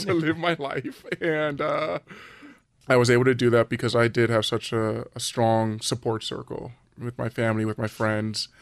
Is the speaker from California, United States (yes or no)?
yes; Los Angeles, California, United States; I grew up in Southern California in the San Fernando Valley.